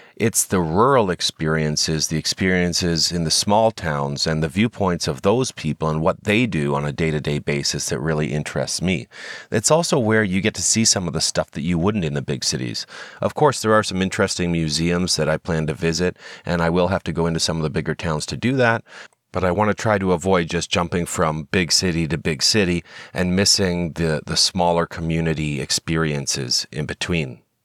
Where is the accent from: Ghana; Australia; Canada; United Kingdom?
Canada; we're Canadian citizens